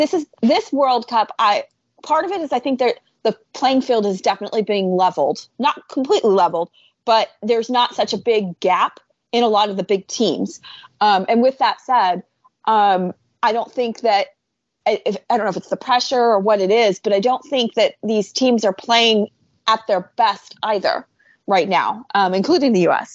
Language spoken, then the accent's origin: English; United States; being American